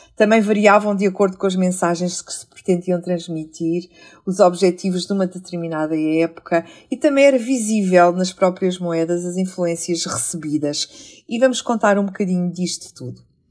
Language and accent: Portuguese; Portugal; enquanto portugueses